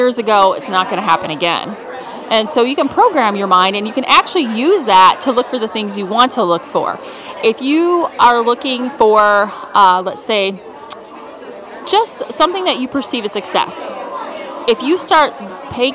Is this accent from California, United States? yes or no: no; Potosi, Wisconsin, United States; I grew up across the river in Wisconsin in Potosi.